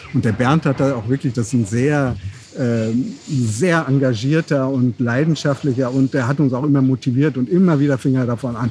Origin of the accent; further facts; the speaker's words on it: North Rhine-Westphalia, Germany; wir sind ja in Westfalen geboren, ne, nah am Ruhrgebiet